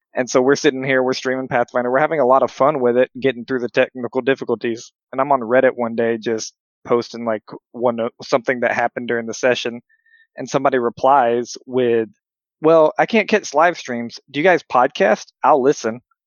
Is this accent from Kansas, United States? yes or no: no; Alabama, United States; accent: Alabama; now in Minnesota, United States; I come from Alabama